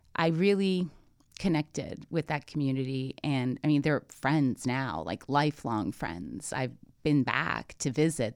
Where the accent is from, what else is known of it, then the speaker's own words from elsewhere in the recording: Toronto, Ontario, Canada; I'm Canadian born. I'm from Toronto. I understand concrete. I understand taxis. I understand subways. I mean, this is, you know, this is how I grew up